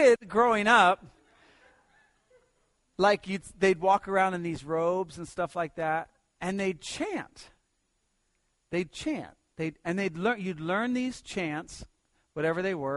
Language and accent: English; Pasadena, California, United States; also born or lived in New Jersey; When I grew up, we lived in Pasadena. I moved from New Jersey to Pasadena